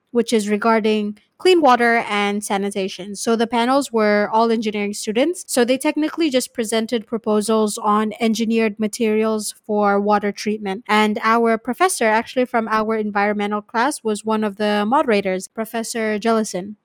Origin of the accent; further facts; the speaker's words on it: Malaysia; when I came back from Lehigh, going back to Malaysia